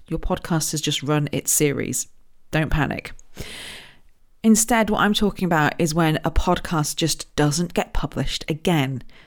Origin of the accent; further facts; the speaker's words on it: Royal Berkshire, South East England, United Kingdom; I was born in Royal Berkshire, just down the road from Windsor